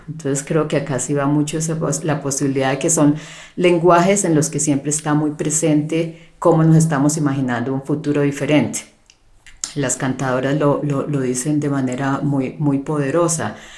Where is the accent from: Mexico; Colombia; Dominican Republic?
Colombia; also born or lived in Canada; en mi caso como como mujer, eh, como colombiana, como latinoamericana